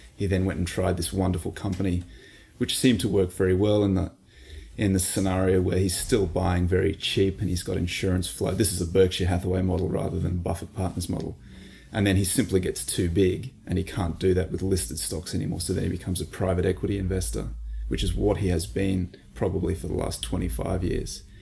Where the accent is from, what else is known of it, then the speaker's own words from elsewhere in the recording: Australia; we're Australian